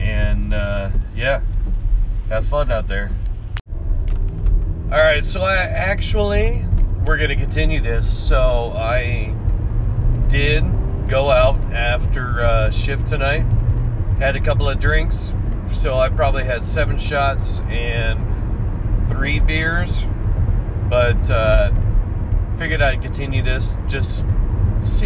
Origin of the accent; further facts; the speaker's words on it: Washington, United States; moved away; I grew up in Washington. I learned to drive in Washington